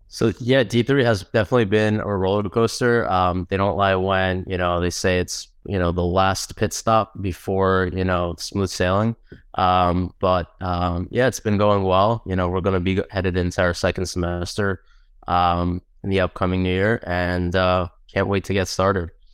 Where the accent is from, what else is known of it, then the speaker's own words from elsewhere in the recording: New Jersey, United States; also born or lived in Queens, New York; grew up mostly in Jersey, so we're Jersey boys